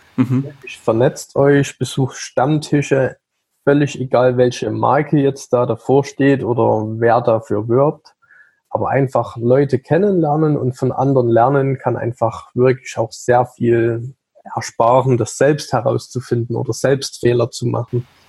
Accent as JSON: {"language": "German", "region": "Saxony", "country": "Germany", "tie": "born or raised there", "also_born_or_lived": "Leipzig", "said": "ich bin gebürtig aus Sachsen"}